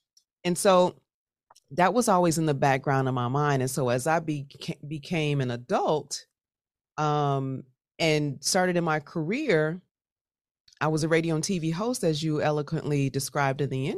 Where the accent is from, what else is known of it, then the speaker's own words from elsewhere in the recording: Chicago, Illinois, United States; So I grew up, I'm originally from Chicago, Southside represent, grew up in West Englewood, beautiful family.